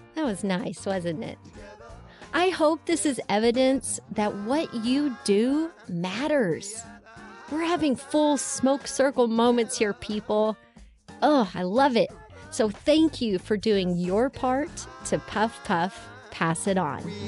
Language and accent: English; Texas, United States; growing up in Texas